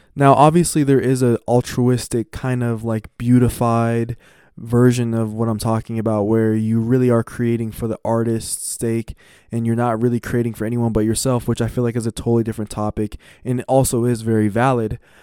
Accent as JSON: {"language": "English", "country": "United States", "said": "as an American"}